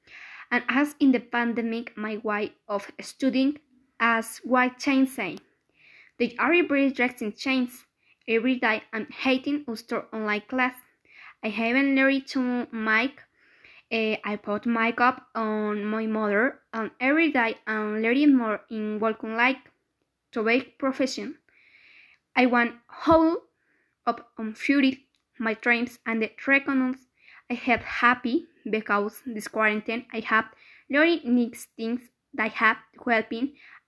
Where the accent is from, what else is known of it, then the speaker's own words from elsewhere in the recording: Puebla, Mexico; English is a second language; I was born on December 1, 2005 in the city of Puebla.